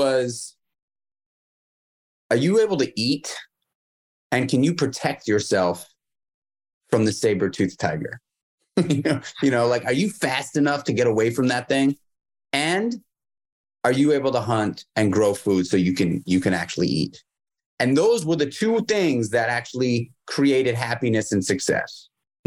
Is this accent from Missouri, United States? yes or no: no; New York City, New York, United States; I grew up in New York City.